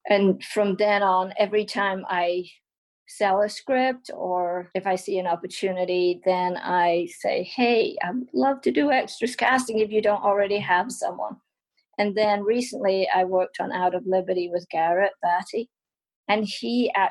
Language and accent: English; England, United Kingdom; now in United States; I've always been a photographer ever since I came to America and, you know, got a camera. I mean, it, we grew up in England, we are poor, I never had a camera but I got a camera.